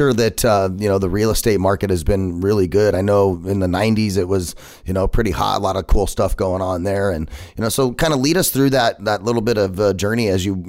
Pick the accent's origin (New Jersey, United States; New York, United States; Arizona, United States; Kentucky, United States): Arizona, United States; that's cool that you're an Arizona native. I am as well. Been here my whole life and absolutely love everything Arizona.